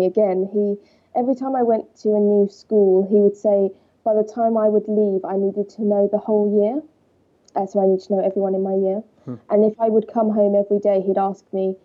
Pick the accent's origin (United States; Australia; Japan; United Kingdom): United Kingdom; Walton-on-Thames, South East England; I grew up in Surrey, Walton-on-Thames